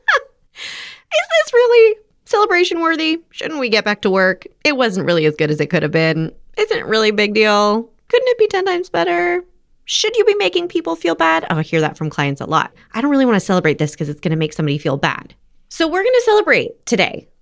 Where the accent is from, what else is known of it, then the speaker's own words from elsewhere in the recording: Los Angeles, California, United States; also born or lived in New Haven / New York; I'm from Los Angeles